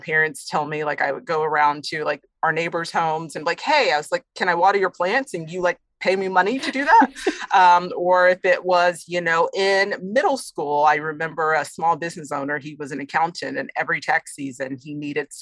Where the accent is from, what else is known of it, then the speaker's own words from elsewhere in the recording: Austin, Texas, United States; also born or lived in Houston; I'm from Texas, born and raised in Austin